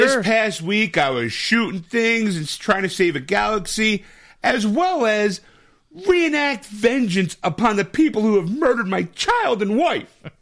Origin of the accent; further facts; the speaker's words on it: United States; I'm an American